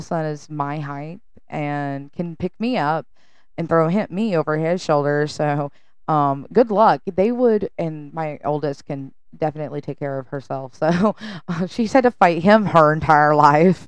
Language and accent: English; the South, United States; I'm from the South.